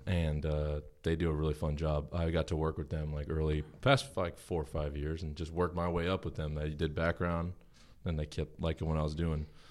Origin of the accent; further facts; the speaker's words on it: Huntington Station, New York, United States; I was born in Long Island